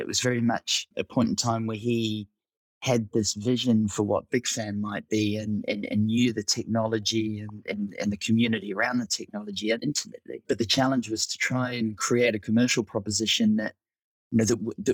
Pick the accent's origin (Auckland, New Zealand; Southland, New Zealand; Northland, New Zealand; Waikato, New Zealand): Auckland, New Zealand; moved away as an adult; also born or lived in United Kingdom; I'm originally from Auckland, New Zealand